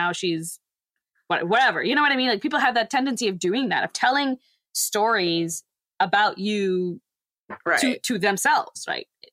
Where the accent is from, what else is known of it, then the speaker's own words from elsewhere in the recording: Texas, United States; I say I'm from Texas